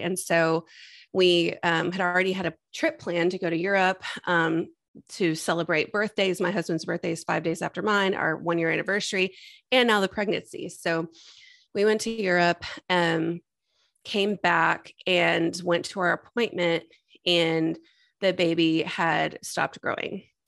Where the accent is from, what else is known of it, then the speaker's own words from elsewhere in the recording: Texas, United States; also born or lived in Austin, Texas; I was born and raised in Texas, and I've been in Austin since 2005 when I came here for school